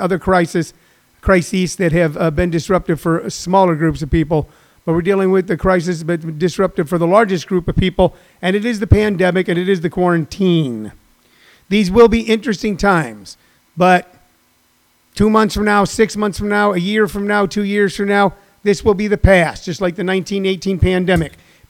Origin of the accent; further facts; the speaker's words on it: St. Louis, Missouri, United States; moved away; my home state of Missouri